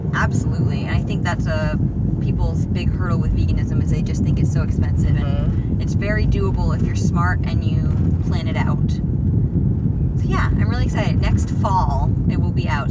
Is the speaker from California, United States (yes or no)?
no; Maine, United States; moved away; growing up in Maine, I have learned to appreciate being far away from a grocery store